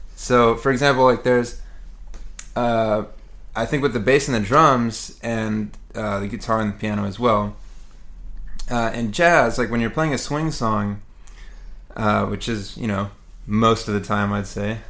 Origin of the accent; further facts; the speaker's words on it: Houston, Texas, United States; moved away as an adult; now in New York City, United States; I grew up in Houston, Texas, and uh, moved to New York to go to the City College of New York